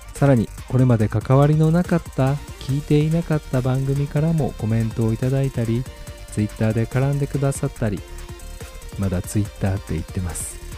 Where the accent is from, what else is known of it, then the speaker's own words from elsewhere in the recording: Kansai, Japan; 僕は関西人ということもあり